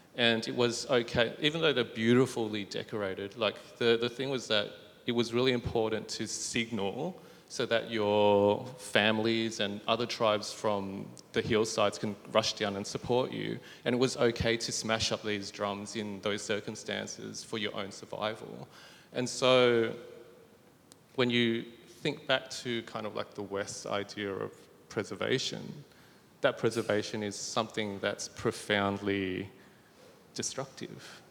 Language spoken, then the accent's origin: English; Bankstown, New South Wales, Australia; growing up in Bankstown